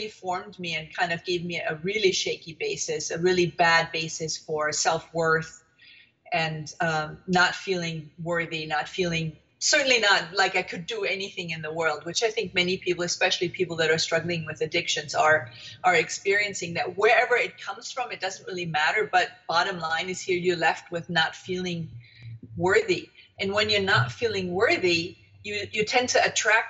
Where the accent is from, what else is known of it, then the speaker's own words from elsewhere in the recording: Germany; moved away; I am originally from Germany, and I was born in the wake of the Second World War